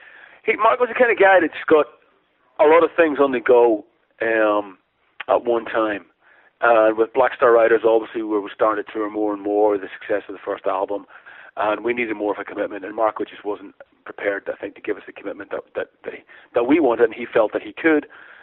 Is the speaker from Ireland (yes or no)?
yes; Ireland; obviously being Irish